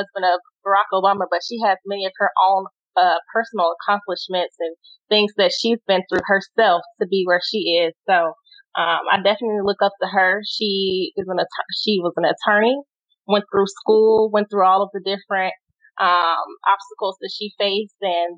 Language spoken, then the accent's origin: English; Louisiana, United States; moved away as an adult; now in Texas, United States; I'm from Louisiana originally. Spent my whole life there before joining the military